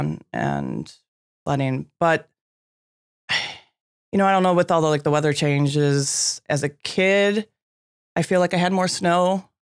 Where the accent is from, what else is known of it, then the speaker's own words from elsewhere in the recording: Chicago, Illinois, United States; I grew up in Chicago, but that big lake is so large.